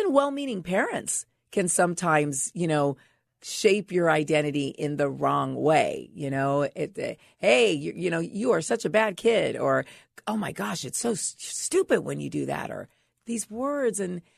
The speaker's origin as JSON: {"language": "English", "town": "Los Angeles", "region": "California", "country": "United States", "tie": "born or raised there", "also_born_or_lived": "San Francisco / Bahamas", "said": "Well, I grew up mostly here in Los Angeles. Okay. Yeah. I mean, I was born in San Francisco. And then by high school, mm-hmm. we were living here. We lived in the Bahamas for a while when I was a young girl."}